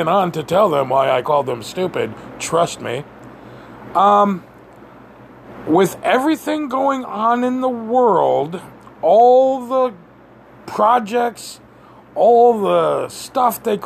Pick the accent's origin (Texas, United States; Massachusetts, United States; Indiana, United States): Massachusetts, United States; Western; I'm from Western Massachusetts